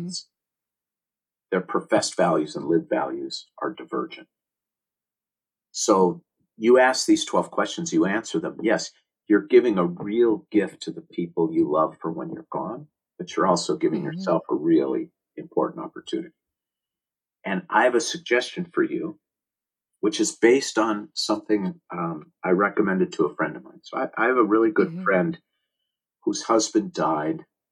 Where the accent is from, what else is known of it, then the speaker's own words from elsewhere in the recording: Minneapolis, Minnesota, United States; I was born in Minneapolis, Minnesota on June 3rd, 1960